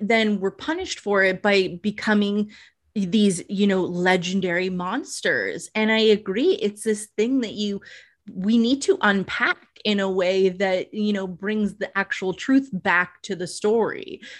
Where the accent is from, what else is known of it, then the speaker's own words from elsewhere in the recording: East Coast, United States; because I'm actually from the East Coast originally.